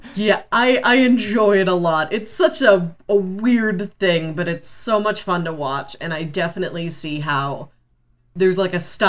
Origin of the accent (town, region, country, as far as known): Missouri, United States